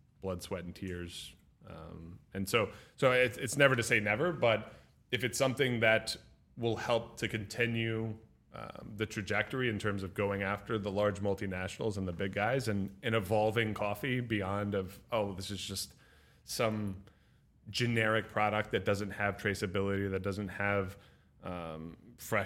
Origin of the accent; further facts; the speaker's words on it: Nashville, Tennessee, United States; now in Miami, United States; I grew up in Nashville